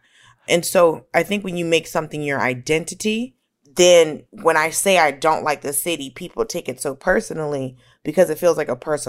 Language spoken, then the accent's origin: English; Atlanta, Georgia, United States; but also grew up in Atlanta. So you know, I grew up around Black people and white people who are accustomed to being around Black people.